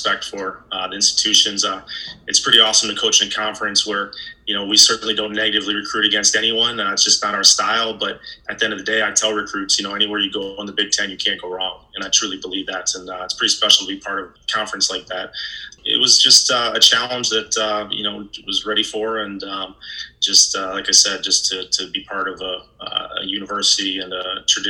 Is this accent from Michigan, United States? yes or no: yes; Ann Arbor, Michigan, United States; I actually grew up in Ann Arbor